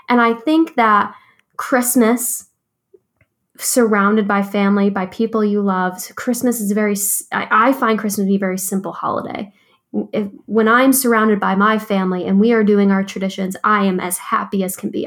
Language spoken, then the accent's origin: English; Binghamton, New York, United States; growing up in Binghamton and always wanting to get out